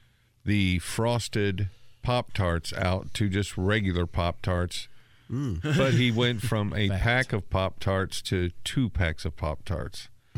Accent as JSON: {"language": "English", "town": "Natchitoches", "region": "Louisiana", "country": "United States", "tie": "born or raised there", "moved": "as an adult", "lives_now": "Indiana, United States", "said": "I moved to Indiana from my hometown of Nutsitch, Louisiana. I spent a couple of 3 years or so in Pendleton, in the town, not the facility."}